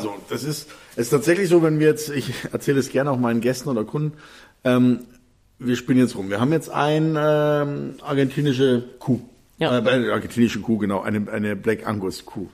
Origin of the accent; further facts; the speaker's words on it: Bavaria, Germany; hier bei uns in Bayern